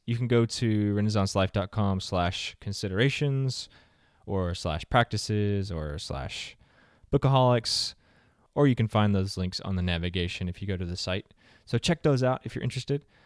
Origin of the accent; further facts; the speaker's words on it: the South, United States; I'm from the South